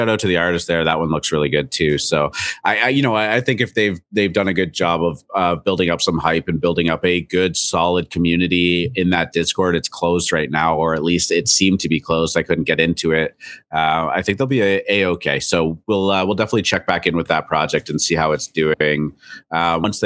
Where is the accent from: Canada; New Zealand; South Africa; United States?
Canada; I'm Canadian.